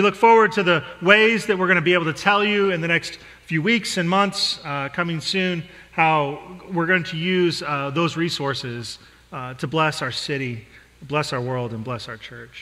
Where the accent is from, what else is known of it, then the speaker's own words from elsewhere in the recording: Denver, Colorado, United States; I grew up in the Midwest, in Denver, Colorado